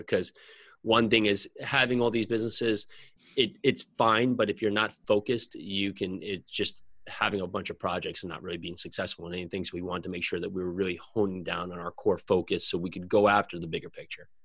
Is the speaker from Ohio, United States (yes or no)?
no; New Jersey, United States; I'm from New Jersey